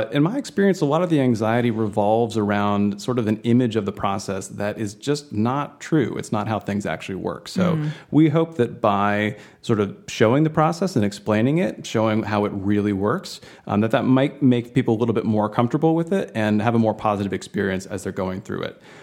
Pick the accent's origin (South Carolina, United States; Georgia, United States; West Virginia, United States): Georgia, United States; moved away as an adult; now in Connecticut, United States; I grew up in Georgia